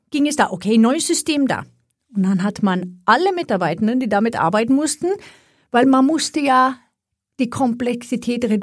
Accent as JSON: {"language": "German", "country": "Sweden", "second_language": "German", "said": "ich komme aus Schweden, wer sich über meinen Akzent wundert"}